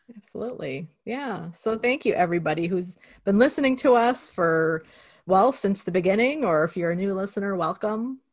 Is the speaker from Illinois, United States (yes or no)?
yes; Cicero, Illinois, United States; I grew up in Cicero, Illinois, and Western Electric was there